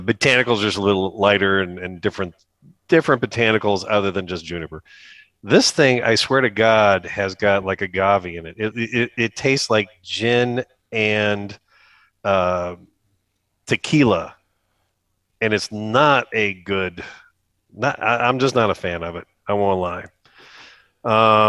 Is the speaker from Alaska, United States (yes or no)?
no; Akron, Ohio, United States; now in Canton, United States; I grew up in Akron for the most part. I've just been down in Canton for twenty seven-ish years now